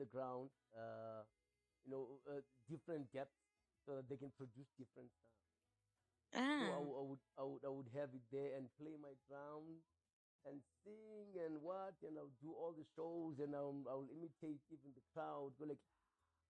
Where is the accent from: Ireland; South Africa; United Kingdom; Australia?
South Africa; Cape Town, Western Cape; I was born in Cape Town